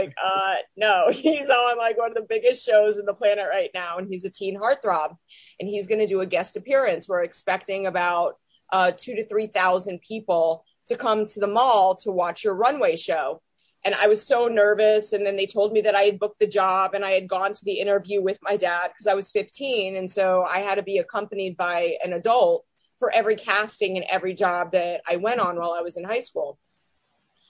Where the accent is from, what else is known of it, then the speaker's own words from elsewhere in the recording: Miami, Florida, United States; moved away; I'm originally from Miami, Florida. I grew up in the Kendall area